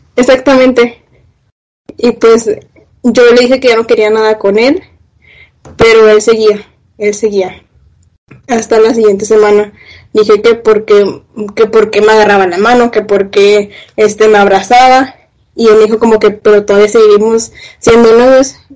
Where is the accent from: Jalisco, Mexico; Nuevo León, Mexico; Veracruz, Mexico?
Nuevo León, Mexico; Escobedo; soy de Monterrey, de Escobedo también